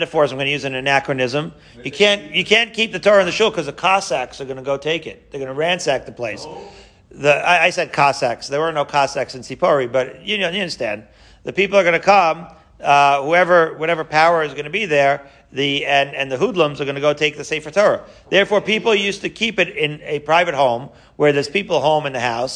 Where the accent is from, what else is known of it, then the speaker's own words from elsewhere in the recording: Long Island, New York, United States; my childhood growing up in Long Island